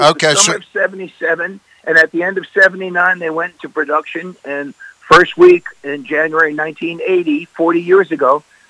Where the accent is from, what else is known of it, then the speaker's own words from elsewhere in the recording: Massapequa, New York, United States; And we're two kids from Massapequa, Long Island. I mean, we're two skinny, wide-eyed kids in the Big Apple.